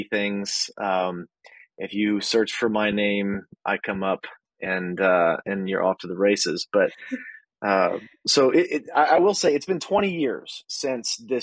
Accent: Texas, United States; moved away as an adult; now in Midwest, United States; So I live in the Midwest now. I'm originally from Texas

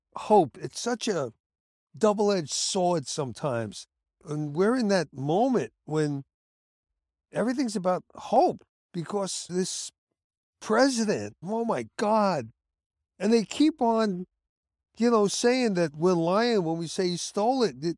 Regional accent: New York City, New York, United States; also born or lived in Bronx; I'm from Brooklyn

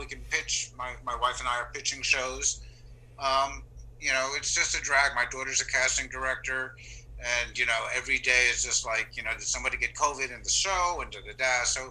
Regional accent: East Brunswick, New Jersey, United States; I was born in New Brunswick. Okay. But I was raised in East Brunswick.

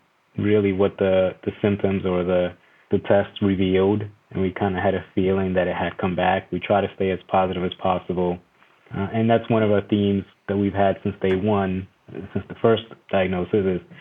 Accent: El Salvador; moved away; I was born in El Salvador

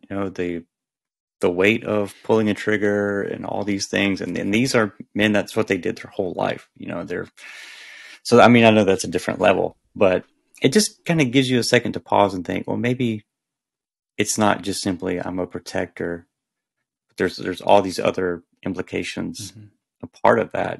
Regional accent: the South, United States; I grew up in the South

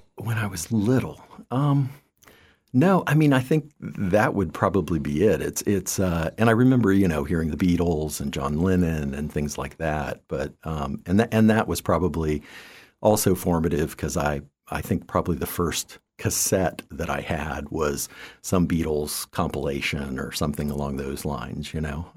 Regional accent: Land O'Lakes, Florida, United States; also born or lived in Tachikawa, Japan / Eugene, Oregon / Boulder, Colorado; growing up from, uh, you know, grade school on was, uh, in north, north of Tampa

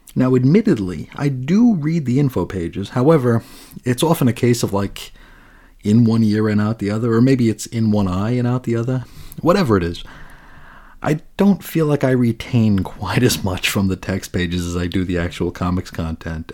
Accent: New York, United States; moved away as an adult; now in Arizona, United States; I grew up in New York, spent, you know, eighteen years out there

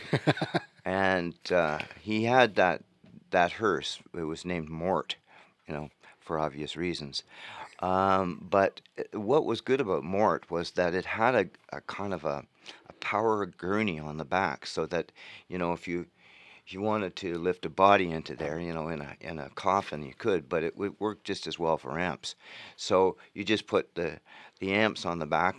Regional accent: Thunder Bay, Ontario, Canada; also born or lived in Peterborough, Ontario; now in Chelsea, Canada; I grew up in Thunder Bay, and I go back there.

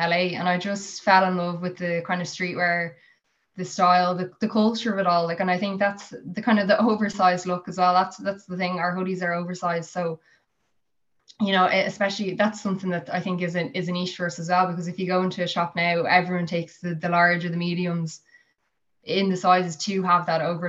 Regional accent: Skerries, Leinster, Ireland; I'm originally from Skerries, so I was commuting from Skerries to Sandyford

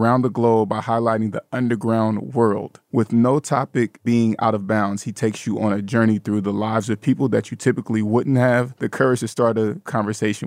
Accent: the West, United States; moved away; I'm from the West.

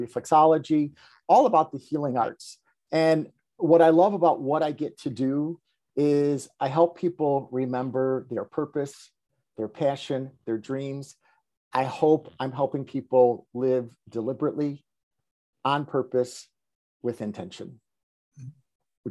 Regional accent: Chicago, Illinois, United States; I grew up here in Chicago. I grew up on the west side of Chicago

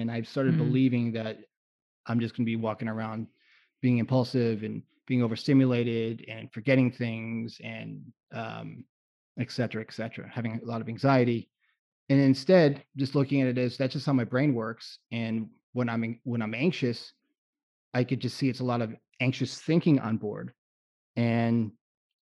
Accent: South Florida, United States; growing up in South Florida too, I spent time in my college years in South Florida.

